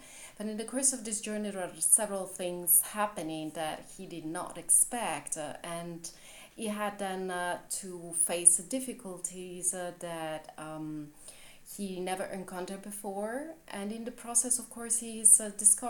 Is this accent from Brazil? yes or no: no; Italy; English is a second language; now in Berlin, Germany; I am originally from Italy and I live in Berlin in Germany, and even though my mother tongue is not English, I do write in English.